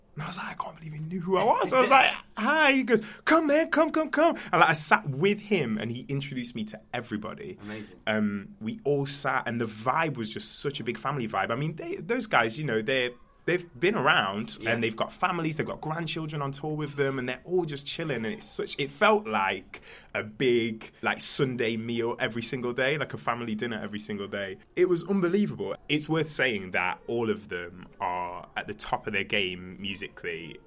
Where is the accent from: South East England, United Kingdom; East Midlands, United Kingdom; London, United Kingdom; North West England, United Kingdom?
East Midlands, United Kingdom; Nottingham; I'm from Nottingham uh, originally.